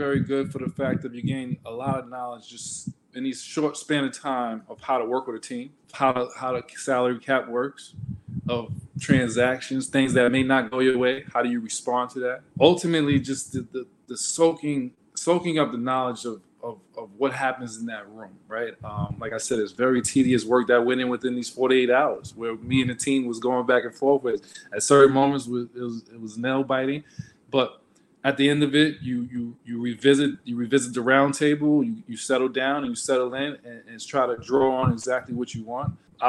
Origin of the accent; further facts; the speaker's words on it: Queens, New York, United States; I'm from Jamaica, Queens, New York.